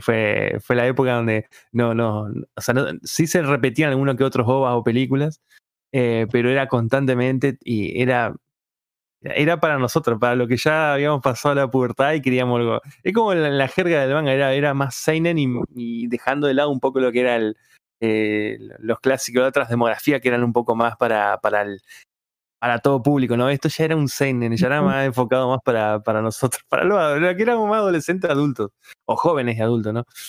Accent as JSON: {"language": "Spanish", "town": "Paraná", "region": "Entre Ríos", "country": "Argentina", "said": "yo soy de provincia de Entre Ríos, o sea, en, en, Paraná"}